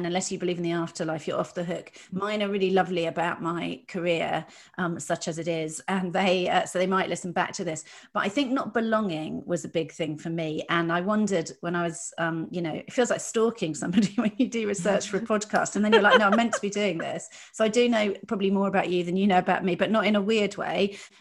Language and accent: English; Dorset, South West England, United Kingdom; I grew up in Dorset